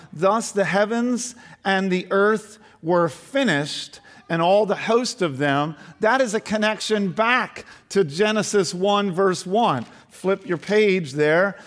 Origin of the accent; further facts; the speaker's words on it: Delaware County, Pennsylvania, United States; I grew up in Delaware County, so not far from here